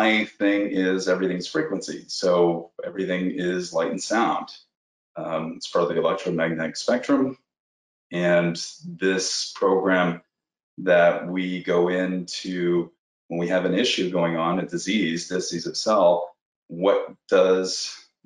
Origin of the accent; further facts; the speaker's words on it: Toronto, Ontario, Canada; now in Malibu, United States; Canadian. I'm from Canada, Toronto, Canada